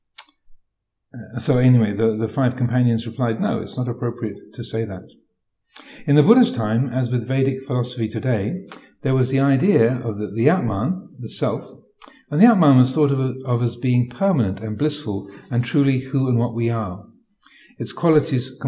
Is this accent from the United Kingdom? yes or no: yes; United Kingdom; I'm British